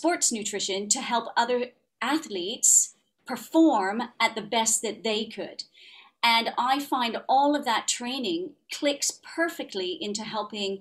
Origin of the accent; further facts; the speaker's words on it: Ottawa, Ontario, Canada; accent: Canadian; now in United Kingdom; grew up in Ottawa.